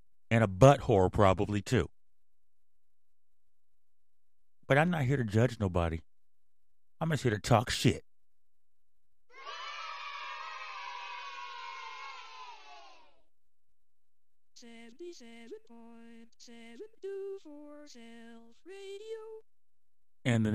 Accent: Mountain View, California, United States; also born or lived in Sunnyvale, California; me and my mom used to hang out in Mountain View and Sunnyvale when I was a kid

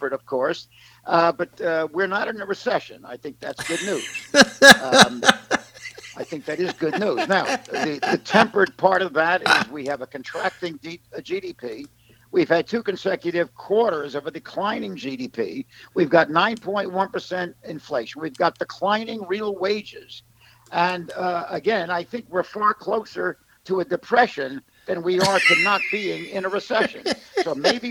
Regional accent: New York, United States; as a New Yorker

